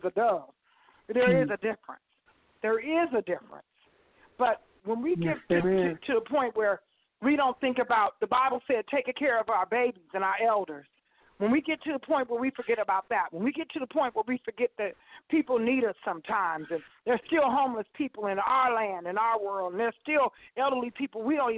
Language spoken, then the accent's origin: English; Las Vegas, Nevada, United States; moved away; I'm from Las Vegas.